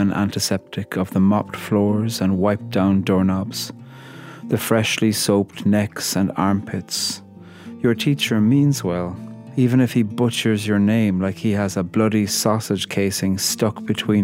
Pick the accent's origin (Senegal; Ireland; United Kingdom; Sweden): Ireland; I'm a poet from Ireland